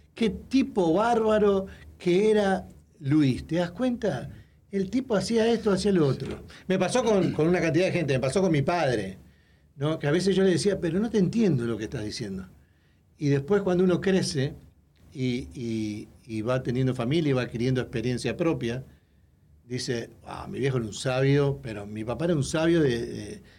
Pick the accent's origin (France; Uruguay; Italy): Uruguay; moved away; de Latinoamérica, de Uruguay